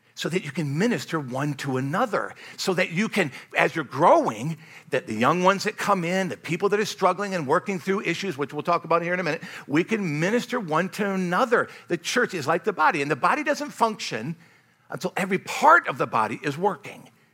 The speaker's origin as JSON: {"language": "English", "country": "United States", "said": "I love being an American"}